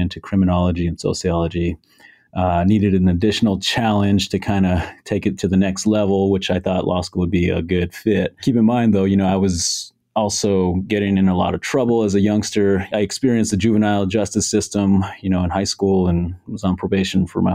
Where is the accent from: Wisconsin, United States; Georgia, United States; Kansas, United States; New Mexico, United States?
New Mexico, United States; Albuquerque; I'm from New Mexico, born and raised here in Albuquerque